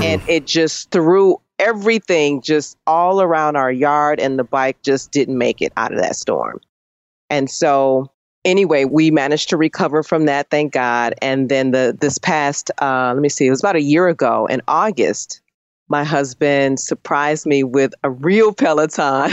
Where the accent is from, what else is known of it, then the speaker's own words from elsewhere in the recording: Chicago, Illinois, United States; moved away; I'm from Chicago